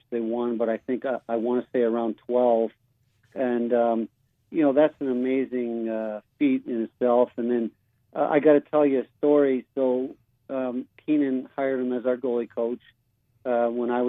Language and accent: English; Canada; moved away as an adult; growing up in Canada and watching the 72 Summit Series